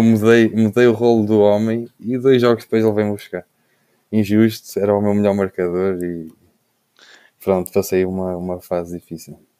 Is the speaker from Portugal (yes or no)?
yes; Covilhã, Centro, Portugal; now in Lisbon, Portugal; somos todos da Covilhã, mas estou a estar agora em Lisboa